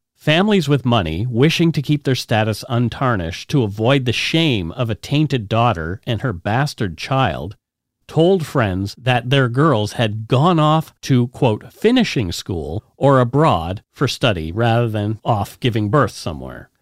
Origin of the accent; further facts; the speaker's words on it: Bridgewater, Nova Scotia, Canada; also born or lived in Halifax, Nova Scotia; my hometown, Bridgewater